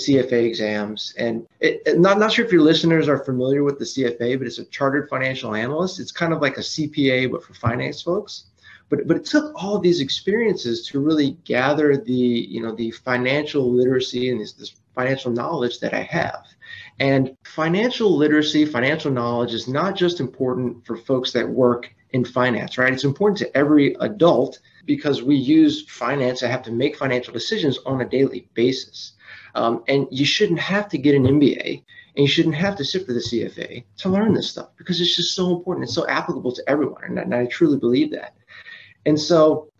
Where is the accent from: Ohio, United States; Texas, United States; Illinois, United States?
Texas, United States; Austin; also born or lived in Los Angeles; I'm from Austin, Texas.